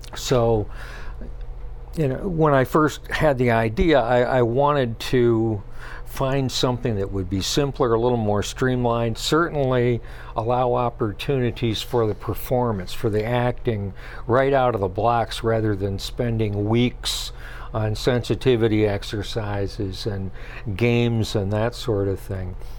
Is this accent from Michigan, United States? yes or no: yes; Jackson, Michigan, United States; moved away as an adult; now in Traverse City area, United States; I grew up in the Jackson area